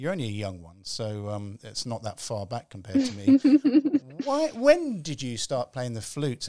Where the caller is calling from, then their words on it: London, United Kingdom; I'm calling from London.